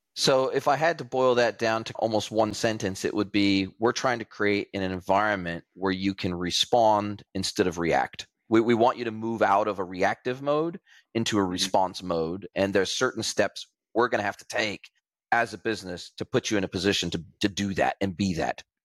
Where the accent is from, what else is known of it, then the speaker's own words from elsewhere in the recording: California, United States; moved away; if I had stayed in California, in my hometown